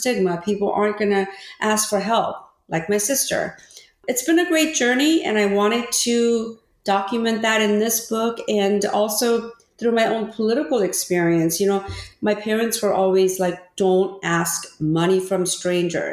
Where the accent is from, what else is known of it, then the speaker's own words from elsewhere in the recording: Orange County, California, United States; first language Korean; English is a second language; also born or lived in Korea; my family immigrated from Korea to California. And I didn't speak any English and grew up in Orange County